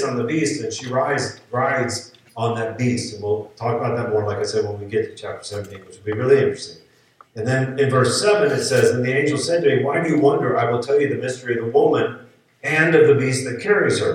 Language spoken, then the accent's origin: English; the South, United States; growing up in the South and in church